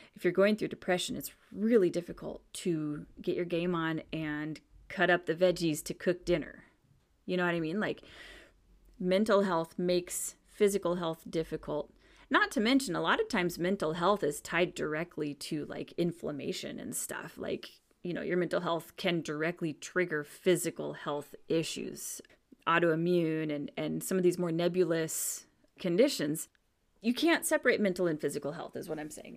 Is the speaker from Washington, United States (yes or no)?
yes; Washington, United States; I grew up in Washington State on the dark side, on the, the cloudy side